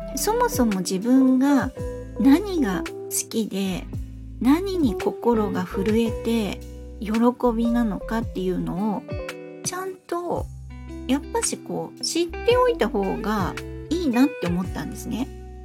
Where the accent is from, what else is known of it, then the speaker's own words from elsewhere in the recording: Fukuoka, Japan; 私あの福岡の海の近くで育ったので海が大好きで